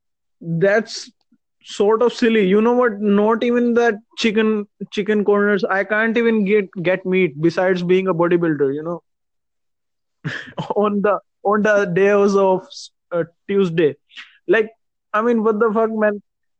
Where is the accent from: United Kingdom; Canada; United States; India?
India; I'm from India.